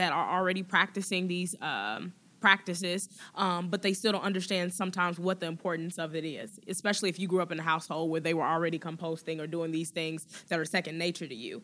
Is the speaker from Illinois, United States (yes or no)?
yes; Chicago, Illinois, United States; I grew up in Beverly, south side of Chicago